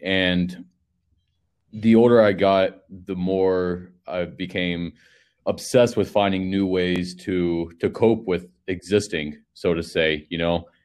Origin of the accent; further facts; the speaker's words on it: Panama City, Florida, United States; I'm from Panama City, Florida